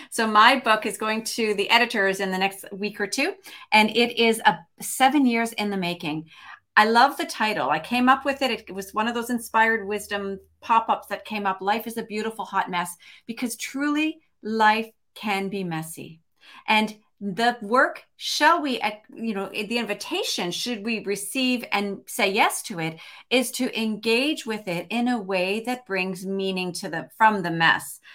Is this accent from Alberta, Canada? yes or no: no; Montreal, Quebec, Canada; also born or lived in Toronto, Canada / Vancouver area, British Columbia, Canada; now in British Columbia, Canada; from Montreal, lived in Toronto for thirty-two